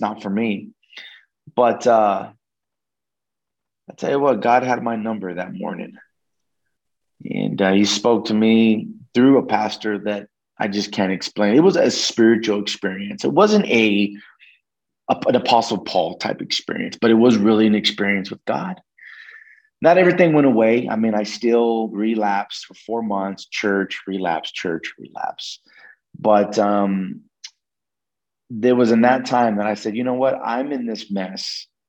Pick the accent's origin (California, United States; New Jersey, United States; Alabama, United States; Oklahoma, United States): Oklahoma, United States; moved away; also born or lived in New Mexico; I'm originally from Oklahoma, but we actually moved to New Mexico once my parents got that divorce